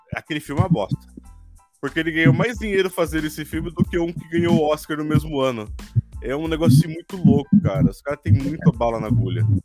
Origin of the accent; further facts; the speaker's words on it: São Paulo, Brazil; me sinto paulista, paulistano